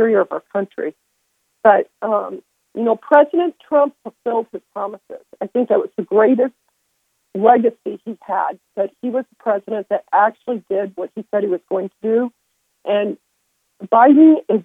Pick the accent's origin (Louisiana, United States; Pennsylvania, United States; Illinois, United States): Illinois, United States; downstate; I'm from the downstate